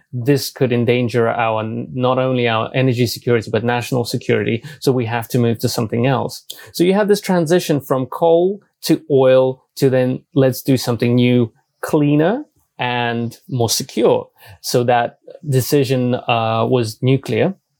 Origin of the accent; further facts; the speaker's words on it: United Kingdom; also born or lived in Belarus / Japan; I moved to the UK when I was about 10. So I grew up in the UK uh, and I'm a Brit